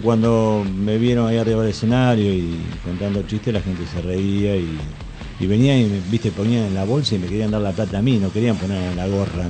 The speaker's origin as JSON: {"language": "Spanish", "town": "José León Suárez", "region": "Buenos Aires Province", "country": "Argentina", "said": "Yo soy de José León Suárez"}